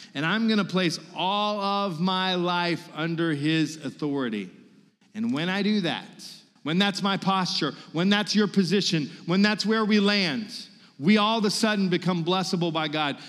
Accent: Virginia, United States; moved away as an adult; now in Mississippi, United States

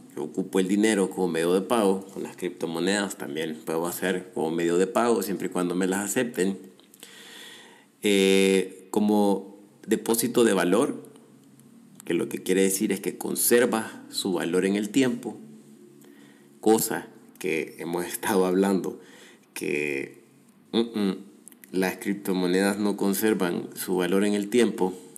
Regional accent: El Salvador; yo como ciudadano salvadoreño

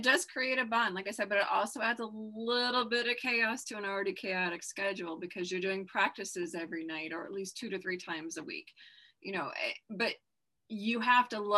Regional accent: Minnesota, United States; So, I grew up in Minnesota

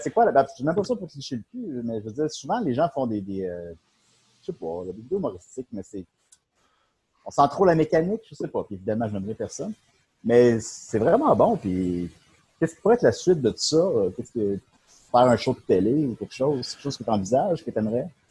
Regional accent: Charny, Quebec, Canada; also born or lived in Havre-Saint-Pierre; mais j'ai déménagé à Charny à trois ans.

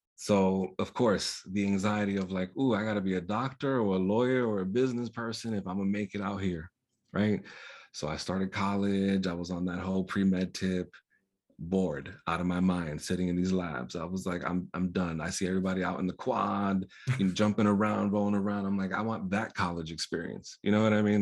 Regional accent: New York, United States; first language Spanish; English is a second language; growing up in poverty, growing up in New York, being caribeño

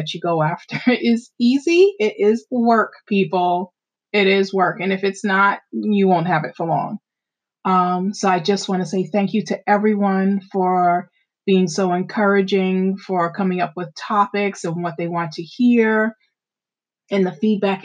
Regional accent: Amityville, New York, United States; where I grew up in Amityville

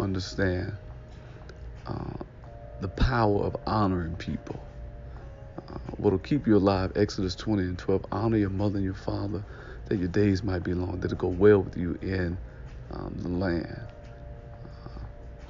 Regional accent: Detroit, Michigan, United States; ask me what city I was from, and I told him I was from Detroit

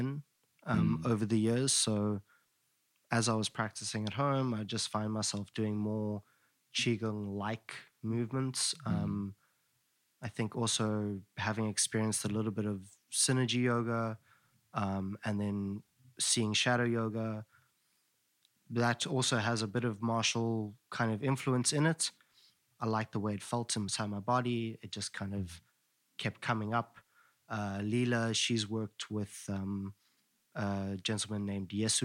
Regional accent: Johannesburg, Gauteng, South Africa; I grew up in Johannesburg

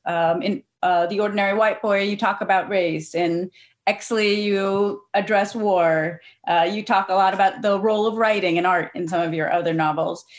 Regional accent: Cincinnati, Ohio, United States; I'm from Cincinnati myself

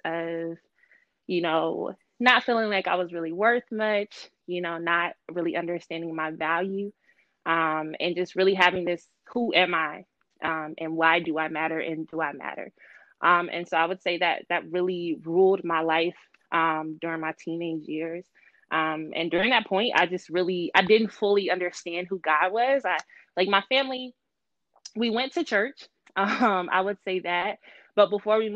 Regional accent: Mississippi, United States; moved away as an adult; now in Washington, D.C., United States; I'm from Mississippi, or as we say, Mississippi, from the South

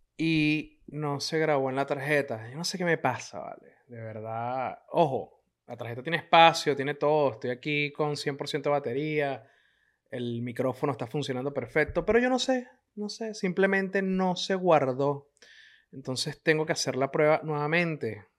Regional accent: Venezuela; moved away as an adult; Yo tuve que salir escapando de Venezuela

